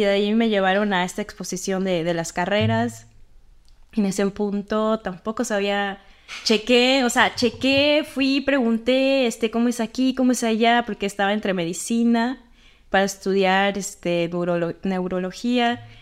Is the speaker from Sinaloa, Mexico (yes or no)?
yes; Sinaloa, Mexico; moved away; donde yo soy en Sinaloa, este, en mi pueblo